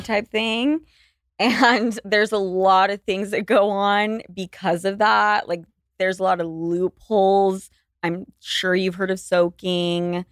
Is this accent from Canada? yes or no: no; Utah, United States; now in New York City, United States; I was born and raised in Utah